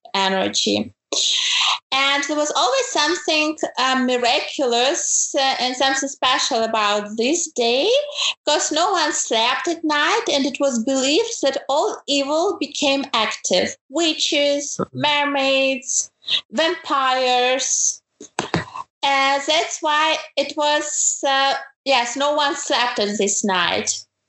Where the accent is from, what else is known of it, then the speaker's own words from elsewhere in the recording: Ukraine; moved away as an adult; now in Germany; I'm originally from Ukraine